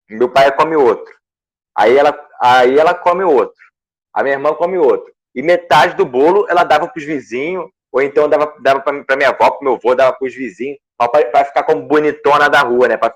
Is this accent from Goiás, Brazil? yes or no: yes; Goiânia, Goiás, Brazil; Sou de Goiânia.